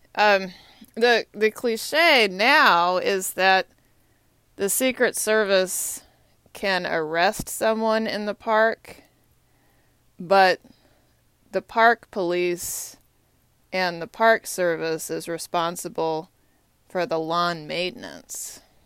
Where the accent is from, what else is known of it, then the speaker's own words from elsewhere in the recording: Texas, United States; now in Washington, D.C., United States; I'm from Texas